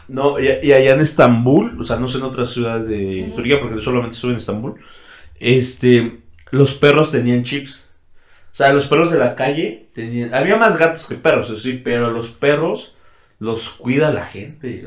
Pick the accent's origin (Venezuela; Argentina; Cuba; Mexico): Mexico; also born or lived in Santander, Spain / Brazil; yo como mexicano quisiera hacerlo en mi país